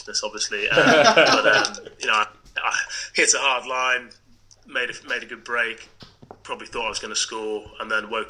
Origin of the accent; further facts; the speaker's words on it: Scotland, United Kingdom; also born or lived in Lancashire; my first 21 years, I grew up in Scotland, played club rugby at Stewartry Sharks and Castle Douglas